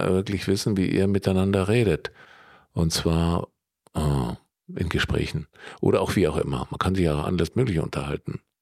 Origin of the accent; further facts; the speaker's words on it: Allgäu, Bavaria, Germany; ich komme da aus der Gegend